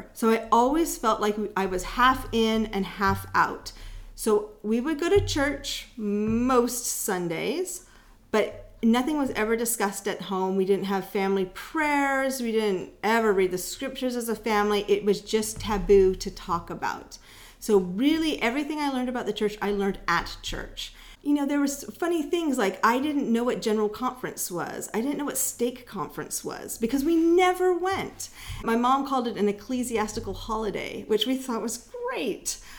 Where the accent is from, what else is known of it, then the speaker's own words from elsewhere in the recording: El Cerrito, California, United States; also born or lived in Vancouver, British Columbia, Canada; I grew up in El Cerrito, which is between Richmond and Berkeley